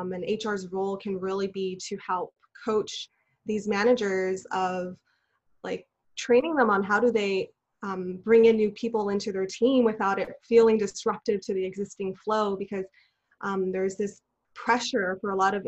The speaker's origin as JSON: {"language": "English", "town": "Los Angeles", "region": "California", "country": "United States", "said": "I'm originally from Los Angeles. I'm a second generation Chinese American."}